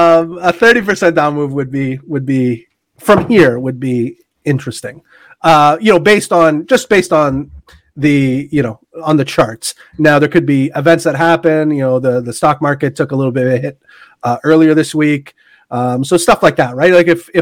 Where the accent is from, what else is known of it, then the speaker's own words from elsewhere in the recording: Canada; Forget I'm Canadian.